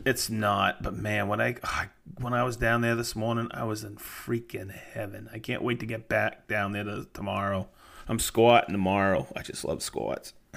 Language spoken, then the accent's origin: English; Maine, United States; moved away as an adult; also born or lived in Fort Lauderdale, Florida; I lived, I grew up in Maine, and then when I graduated, graduated from school, I would move to Fort Lauderdale